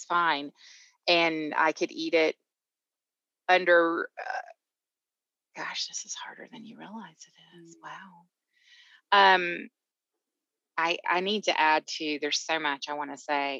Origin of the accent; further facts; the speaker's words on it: Atlanta, Georgia, United States; now in Colorado, United States; I am originally from Georgia, Atlanta, hence the accent.